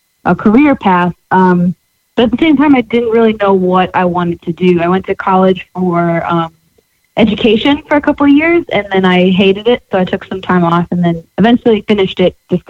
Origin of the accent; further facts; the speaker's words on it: Farmington, Connecticut, United States; moved away as an adult; also born or lived in Boston; now in Nashville, United States; I'm from Farmington.